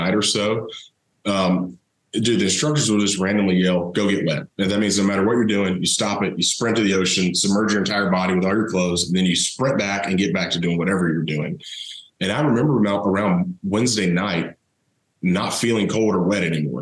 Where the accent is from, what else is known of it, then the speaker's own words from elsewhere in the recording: Thomasville, Georgia, United States; I grew up down in South Georgia, Thomasville, home of Charlie Ward